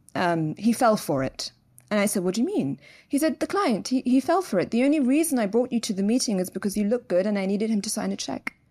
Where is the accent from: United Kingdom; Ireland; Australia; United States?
United Kingdom; London; moved away as an adult; now in Dubai, United Arab Emirates; born and raised in London. I'm actually third generation British, so my parents were also raised in London.